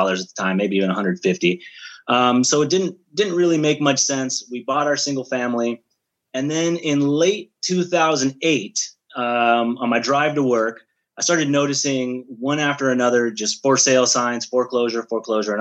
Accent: Bay Area, California, United States; I'm originally from the Bay Area, California

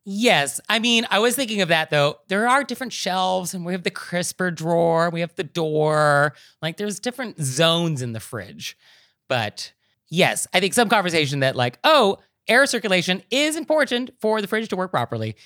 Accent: California, United States; I'm a Californian.

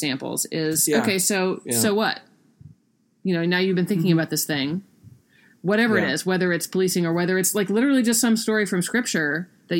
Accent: South Carolina, United States; I grew up in South Carolina. That's where I picked it up.

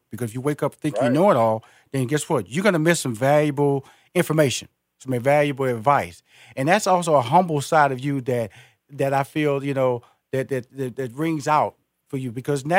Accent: Houston, Texas, United States; now in Atlanta, United States; Yes, sir. I'm based in Atlanta, but I'm originally from Houston, Texas.

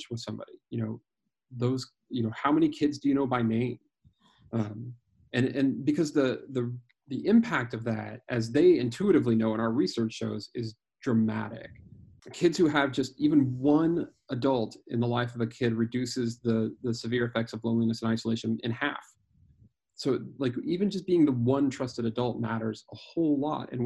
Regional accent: Greeley, Colorado, United States; the Youth for Christ chapter in my hometown in Greeley, Colorado

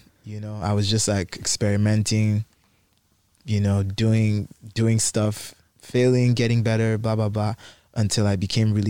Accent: Nigeria; I'm actually not from South Africa. I'm actually Nigerian.

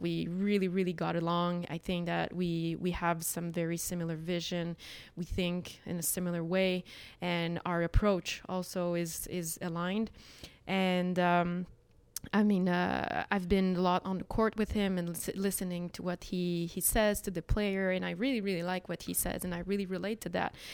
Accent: Montreal, Quebec, Canada; Montreal culture, K, Quebec culture.

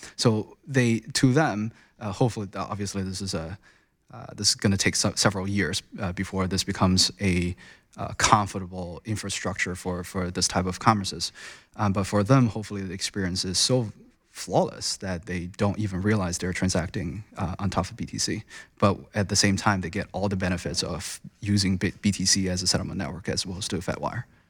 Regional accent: China; moved away as an adult; also born or lived in United States; I was born and raised in China. I spent most of my time in, uh, you know, early days in China, went through a very traditional Chinese education system. Um, and I came to U S for college

